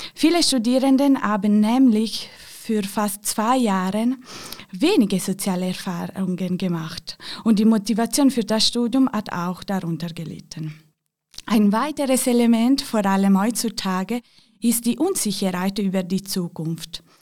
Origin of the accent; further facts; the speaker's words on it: Ticino, Switzerland; Ich komme aus dem Tessin